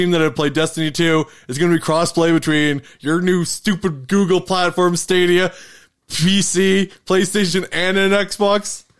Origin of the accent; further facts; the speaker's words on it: Canada; we're Canadian.